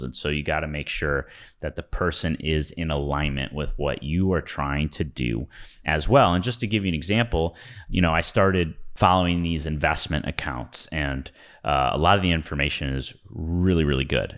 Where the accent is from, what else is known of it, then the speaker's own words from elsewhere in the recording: Midwest, United States; growing up in the Midwest